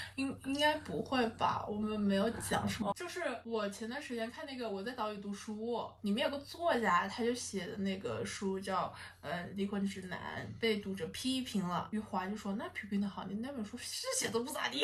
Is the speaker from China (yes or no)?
yes; China; 而不是说我们中国人怎么怎么样